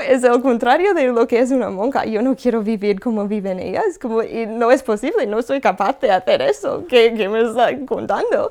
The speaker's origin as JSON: {"language": "Spanish", "region": "California", "country": "United States", "moved": "yes", "said": "Yo soy de Estados Unidos, de California."}